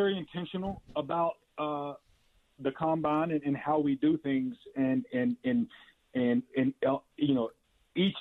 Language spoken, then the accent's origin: English; Alabama, United States; now in Los Angeles, United States; When I grew up in Alabama